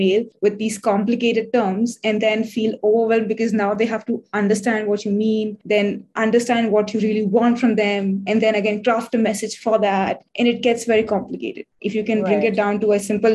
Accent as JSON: {"language": "English", "country": "India", "said": "I'm from India"}